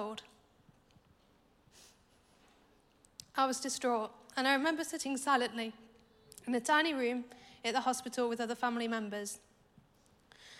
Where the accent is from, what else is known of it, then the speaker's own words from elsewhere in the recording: Nottingham, East Midlands, United Kingdom; I was born in Nottingham. I had a really happy childhood, brought up by my parents and a loving home.